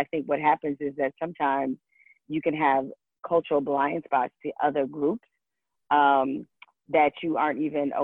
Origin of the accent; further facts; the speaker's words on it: Detroit, Michigan, United States; I grew up in Detroit